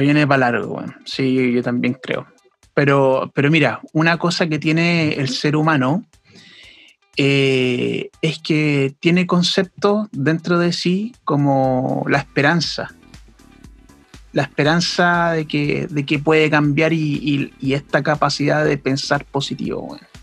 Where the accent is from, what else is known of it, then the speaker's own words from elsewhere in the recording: Chile; nosotros como pueblo chileno